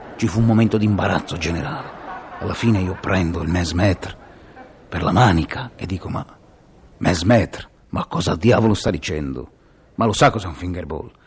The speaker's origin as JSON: {"language": "Italian", "region": "Liguria", "country": "Italy", "said": "sono ligure"}